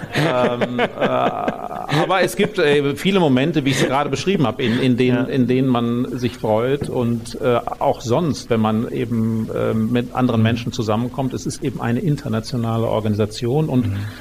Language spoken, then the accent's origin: German; North Rhine-Westphalia, Germany; also born or lived in Münster; now in Munich, Germany; ich bin ja in den 70er Jahren da auf dem Land aufgewachsen in Ostwestfalen